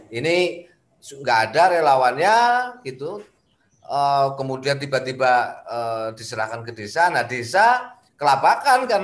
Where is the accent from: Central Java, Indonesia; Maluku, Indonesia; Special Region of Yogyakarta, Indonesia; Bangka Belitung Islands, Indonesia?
Special Region of Yogyakarta, Indonesia; tadi problem yang Mas Budi ceritakan ini belum lama juga terjadi di desa saya di di Sleman gitu